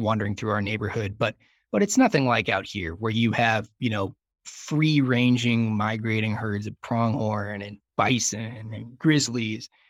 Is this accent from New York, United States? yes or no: no; Dayton, Ohio, United States; moved away as an adult; now in Jackson, United States; I grew up in Southern Ohio in Dayton